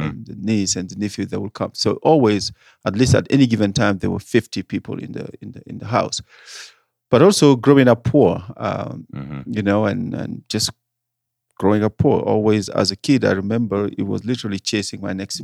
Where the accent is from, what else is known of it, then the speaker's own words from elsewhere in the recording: Senegal; English is a second language; moved away as an adult; now in Denver, United States; I am originally from Senegal, West Africa, French speaking country.